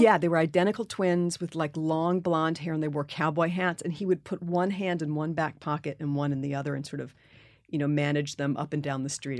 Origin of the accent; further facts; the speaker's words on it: New York City, New York, United States; growing up in New York City